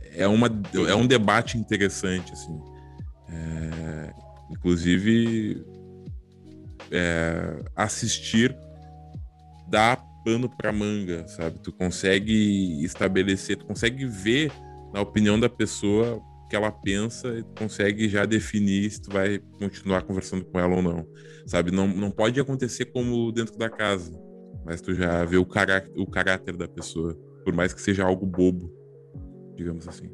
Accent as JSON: {"language": "Portuguese", "town": "Porto Alegre", "region": "Rio Grande do Sul", "country": "Brazil", "said": "nós, nós somos de Porto Alegre"}